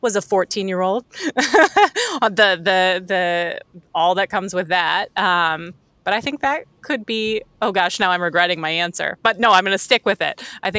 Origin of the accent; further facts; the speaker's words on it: Wisconsin, United States; moved away as an adult; also born or lived in St. Louis / Chicago; now in Minneapolis, United States; I'm actually from Wisconsin